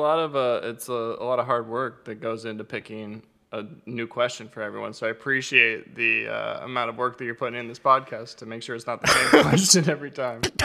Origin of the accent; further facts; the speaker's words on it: Arizona, United States; moved away; also born or lived in Southern California; growing up in Arizona